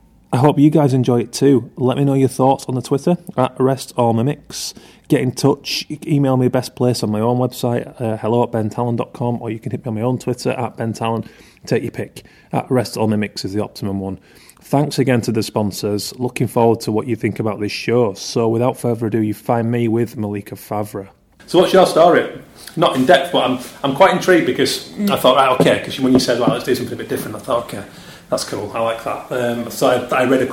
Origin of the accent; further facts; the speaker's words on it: Keighley, Yorkshire and the Humber, United Kingdom; I was in my hometown in Keighley, West Yorkshire